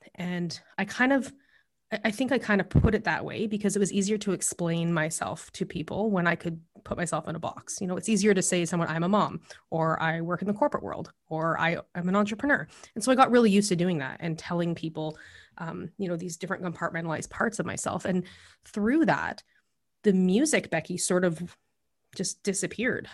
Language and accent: English; Alberta, Canada; moved away as an adult; also born or lived in Calgary / Lethbridge; now in British Columbia, Canada; I grew up in Alberta and in Calgary and Lethbridge, and I lived there for almost twenty-five years. And before I came here to B C